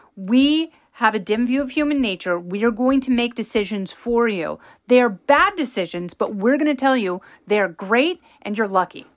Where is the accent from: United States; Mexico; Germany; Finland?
United States; Pacific Northwest; growing up in the Pacific Northwest